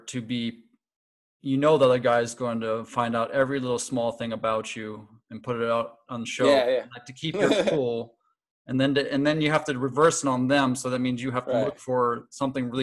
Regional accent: Connecticut, United States; moved away; I come from Connecticut, New England

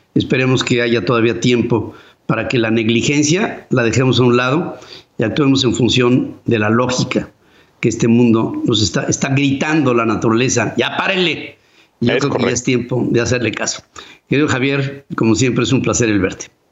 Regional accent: Mexico; yo soy parte de México

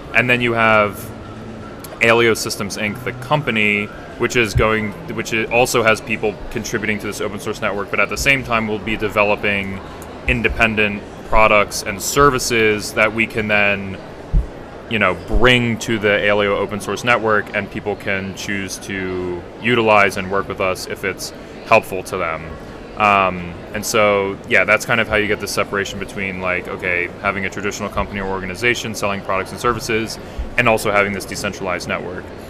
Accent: United States; I'm from the United States

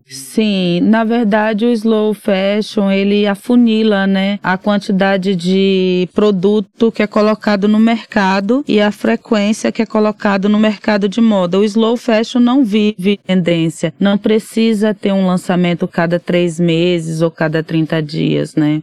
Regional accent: Arraial d'Ajuda, Bahia, Brazil; moved away as an adult; now in São Paulo, Brazil; lá na minha cidade, em Arraial da Ajuda

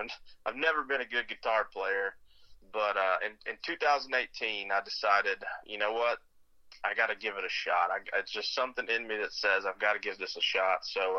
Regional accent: Cotton Valley, Louisiana, United States; also born or lived in Minden / Mississippi / Florida; So, yeah, I grew up, you know, I'm from Minden, Louisiana. Mm-hmm. That's where I was born. Cotton Valley, Louisiana is really where I spent a lot of my childhood, but we moved around a lot as I grew up, through Mississippi, Florida, and Louisiana

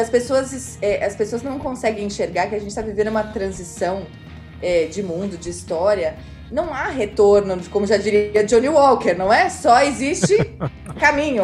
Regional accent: Brazil; eu sou brasileira

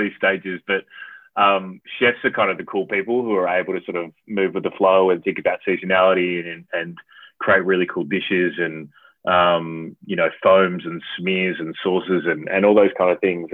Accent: South Australia, Australia; moved away as an adult; also born or lived in Adelaide / Perth / Brisbane / Vancouver; now in Melbourne, Australia; I'm originally from South Australia. So I haven't lived in SA for around 10 or 11 years at least now

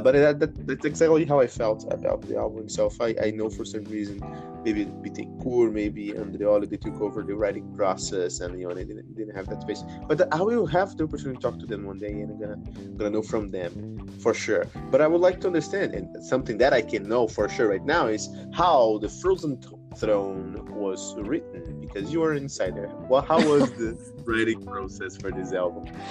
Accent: Brazil; I, am um, from Brazil. I'm Brazilian from Brazil

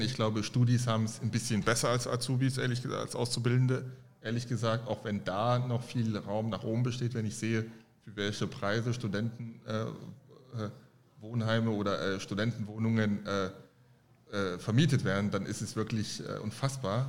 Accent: Halle, Saxony-Anhalt, Germany; also born or lived in Cameroon / Paris, France; now in Frankfurt, Germany; ich bin in Halle Saale aufgewachsen

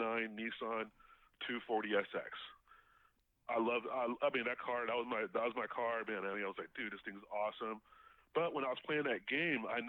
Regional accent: Inglewood, California, United States; also born or lived in Harbor City, California; I grew up in Inglewood

